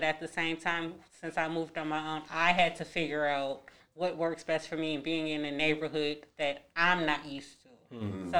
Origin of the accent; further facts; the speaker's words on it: Chicago, Illinois, United States; now in St. Louis, United States; growing up in Chicago